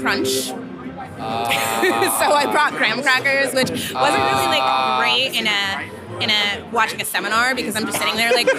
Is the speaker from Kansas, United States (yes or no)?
no; New York area, United States; now in Massachusetts, United States; I'm like from the New York area originally.